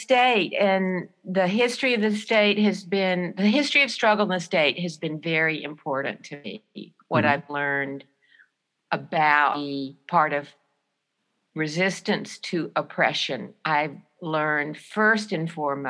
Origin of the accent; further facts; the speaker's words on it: Centerville, Alabama, United States; moved away as an adult; also born or lived in Selma, Alabama / Tuscaloosa, Alabama; now in Syracuse, United States; And I was born in Selma, but I grew up in Centerville. I was raised there. I went to high school there.